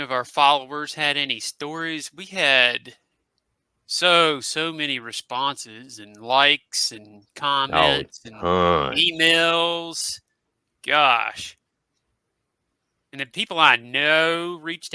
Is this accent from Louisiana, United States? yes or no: no; Christiansburg, Virginia, United States; my hometown of Christiansburg, Virginia